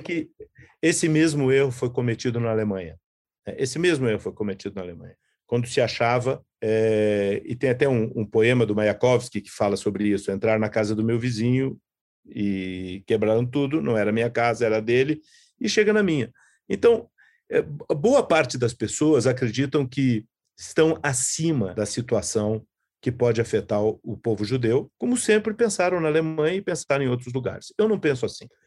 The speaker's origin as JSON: {"language": "Portuguese", "country": "Brazil", "said": "nós que somos brasileiros, judeus"}